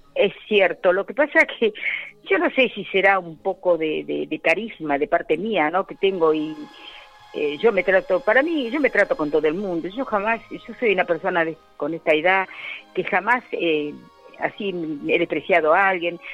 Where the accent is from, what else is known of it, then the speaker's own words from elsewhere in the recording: Olivos, Buenos Aires Province, Argentina; moved away as an adult; also born or lived in Azul; now in Pilar, Argentina; yo me crié en Olivos.